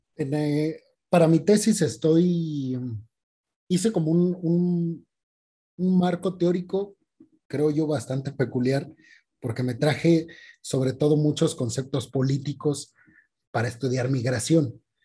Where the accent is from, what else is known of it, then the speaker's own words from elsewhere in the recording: Mexico; como mexicanos